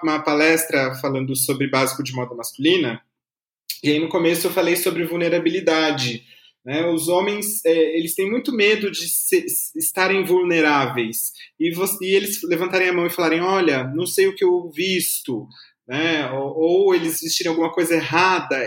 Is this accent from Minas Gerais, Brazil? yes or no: no; Taubaté, São Paulo, Brazil; now in São Paulo, Brazil; eu sou de Taubaté